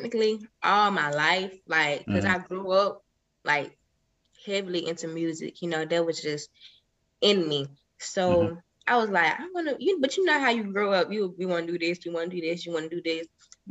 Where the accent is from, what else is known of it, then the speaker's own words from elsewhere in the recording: Millersville, United States; because I'm not from Atlanta, but I feel like you're right there where everything is at, with all the people. Like a lot of people that's from Atlanta know a lot of big people that's from Atlanta because they're from the same space. Like I'm from Millersville.